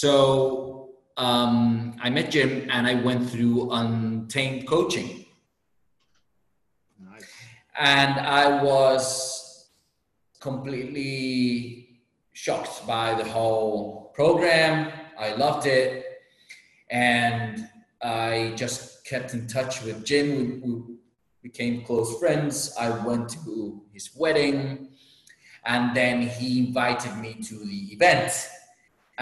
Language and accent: English; Las Palmas, Canary Islands, Spain; That's my hometown, my home island. My hometown is Las Palmas.